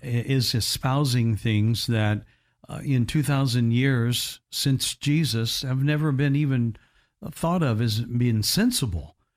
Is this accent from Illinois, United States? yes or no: no; Evansville, Indiana, United States; my hometown of E, Evansville, Indiana